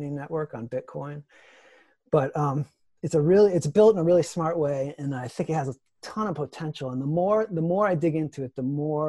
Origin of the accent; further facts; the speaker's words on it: Ohio, United States; moved away; also born or lived in Twin Cities, Minnesota; I'm from Ohio. I'm from the Midwest. And I lived in the Twin Cities where Mark is